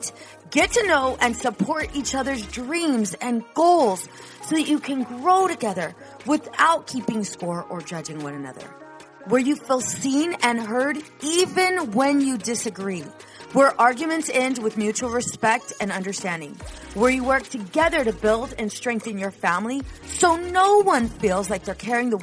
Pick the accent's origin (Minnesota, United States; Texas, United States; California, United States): California, United States; Southern; moved away as an adult; also born or lived in New York; I'm from Southern California.